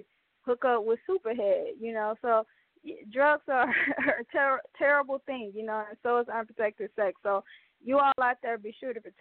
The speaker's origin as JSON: {"language": "English", "town": "Mobile", "region": "Alabama", "country": "United States", "tie": "born or raised there", "said": "a local artist from the Mobile, Alabama, Port City, Bay Area, my hometown."}